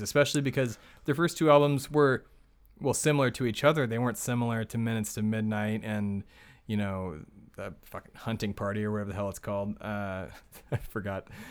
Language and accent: English; Texas, United States; I'm from Texas